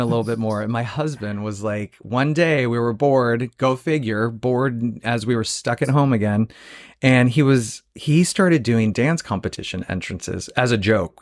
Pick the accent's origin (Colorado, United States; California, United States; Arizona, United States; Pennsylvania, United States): Arizona, United States; Phoenix; moved away; also born or lived in Joshua Tree; I'm from Phoenix, Arizona originally